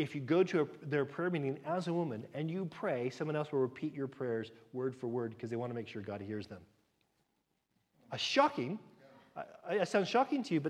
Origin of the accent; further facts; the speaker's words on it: United States; moved away; as an American